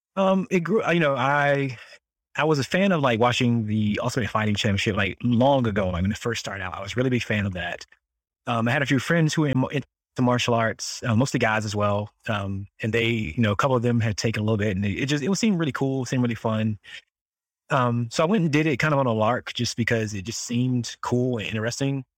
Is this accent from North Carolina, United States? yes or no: yes; Southeast North Carolina, United States; I grew up in the South, like, same small town as you still live in, this little small six hundred people town in Southeast North Carolina